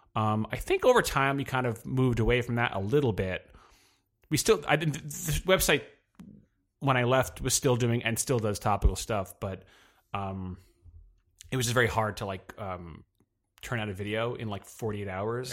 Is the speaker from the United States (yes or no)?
yes; Poughkeepsie, New York, United States; now in New York City, United States; I'm from, uh, New York, but not, I'm, uh, from the Hudson, the Hudson Valley, uh, nor, about two hours north of here